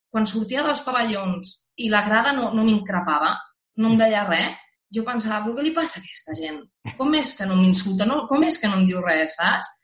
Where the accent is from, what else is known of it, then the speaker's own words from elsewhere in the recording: the Pyrenees, Spain; jo venim, venim del Pirineu